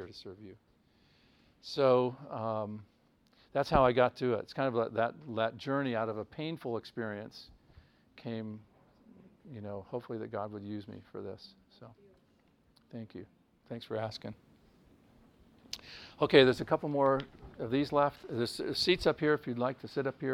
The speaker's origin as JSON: {"language": "English", "town": "Akron", "region": "Ohio", "country": "United States", "said": "I'm from the Akron area."}